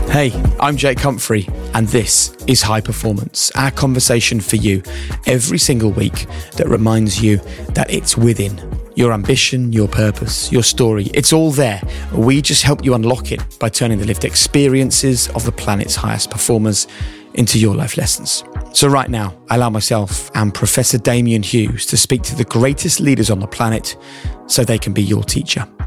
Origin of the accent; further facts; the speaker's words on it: Norwich, East of England, United Kingdom; my hometown of Norwich